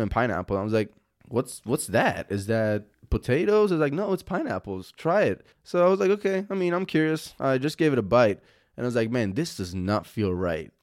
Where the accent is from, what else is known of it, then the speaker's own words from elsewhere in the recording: Italy; moved away as an adult; I'm born and raised in Italy